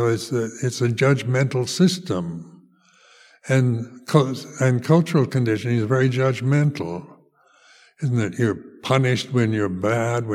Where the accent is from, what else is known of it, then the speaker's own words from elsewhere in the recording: United States; also born or lived in Amaravati, England; now in United Kingdom; as a teenager growing up in the United States